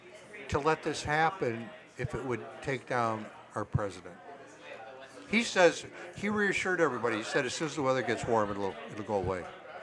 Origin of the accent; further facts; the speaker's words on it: Downers Grove, Illinois, United States; I'm from Downers Grove, which we call Upper's Grove.